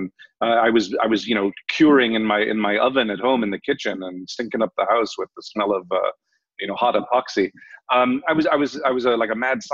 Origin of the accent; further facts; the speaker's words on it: Los Angeles, California, United States; moved away; also born or lived in Ireland; I grew up in Los Angeles. Between Los Angeles and Europe, actually, all my summers and winters were in either Germany or France or England or Ireland.